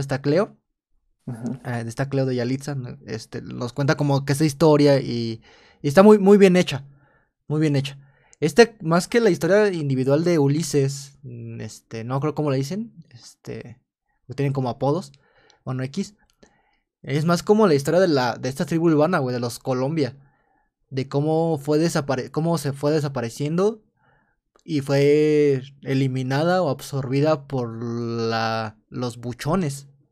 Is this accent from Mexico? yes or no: yes; Mexico; como mexicano